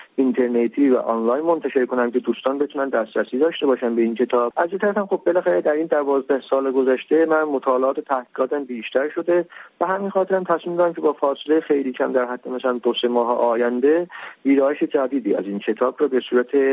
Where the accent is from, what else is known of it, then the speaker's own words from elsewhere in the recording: Iran; now in Turkey; من ایرانی هستم